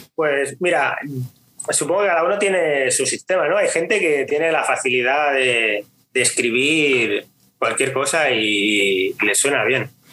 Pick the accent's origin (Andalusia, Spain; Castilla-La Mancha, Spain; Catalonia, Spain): Catalonia, Spain; Pineda de Mar; also born or lived in Barcelona; yo vivo, siempre he vivido por, por la zona de Maresma, que es un Pineda de Mar, un pueblito pequeño